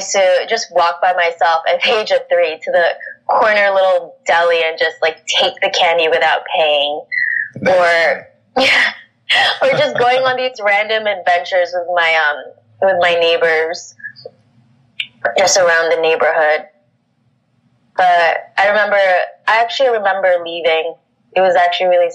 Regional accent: New York City, New York, United States; also born or lived in Philippines; Growing up in Queens

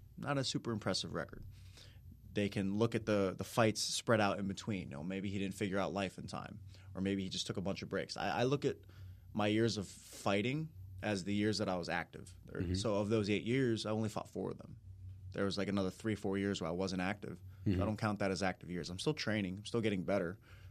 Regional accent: Tampa, Florida, United States; I grew up in Tampa, Florida. I went to Lakeland for high school, Southeastern University, private Christian college.

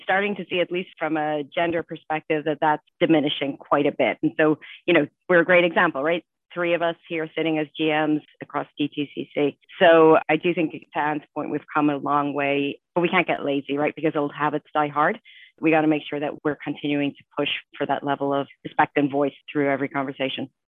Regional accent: Ireland; moved away as an adult; I grew up in Ireland and I came over here after college.

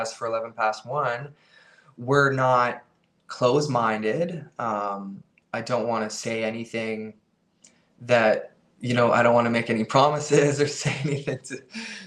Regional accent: Canada; we're a band from Canada

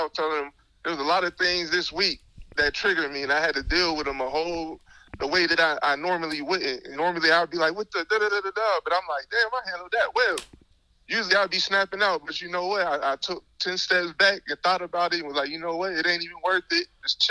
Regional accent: the South, United States; You know, I'm from the South. So we like, when I go down there, this ain't nothing.

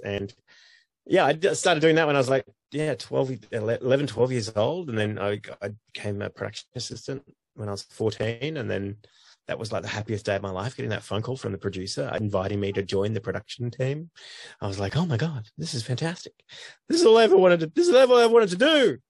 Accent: Sydney, New South Wales, Australia; I was born in Sydney. Yeah, I was born in what is now a block of high quality premium apartments in Darlinghurst. It's a St. Margaret's Maternity Hospital. It was in Darlinghurst in Sydney, and now it's just like this extremely wealthy part of town.

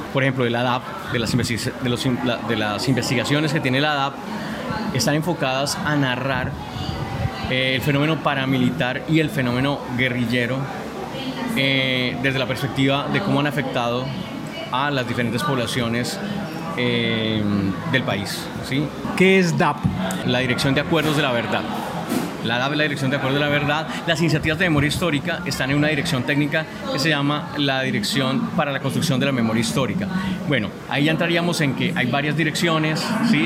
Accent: Colombia

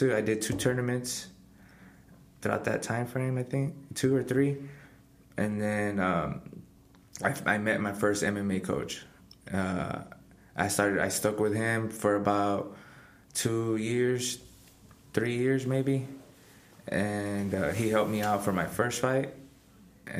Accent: Pharr, Texas, United States; I fight professionally and I'm from Far, Texas

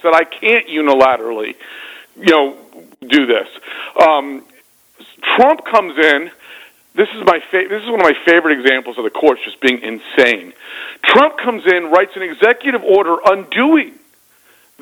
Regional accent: Virginia, United States; Virginia being my home state

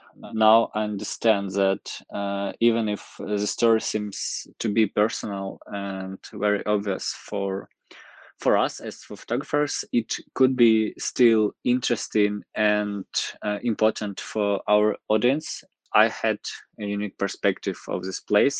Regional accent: near Donetsk, Donetsk Oblast, Ukraine; moved away; I was born and raised in a small town near Donetsk

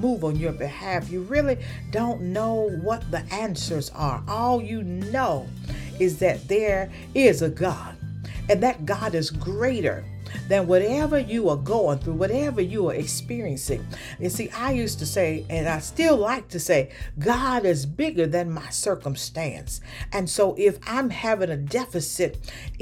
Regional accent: the South, United States; moved away; when I was growing up in the South

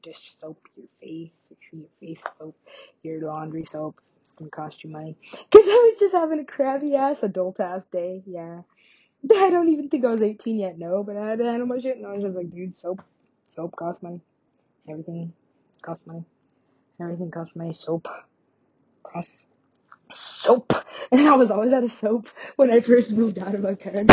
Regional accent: Alaska, United States; I'm from Alaska.

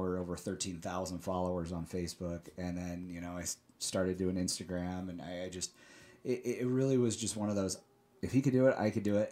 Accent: Salt Lake City, Utah, United States; I was actually born and raised here in, in Salt Lake, uh, Mill Creek area.

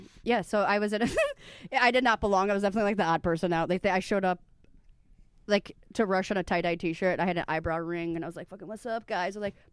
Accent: Midwest, United States; I love basements. I'm from the Midwest. I got fingered in basements.

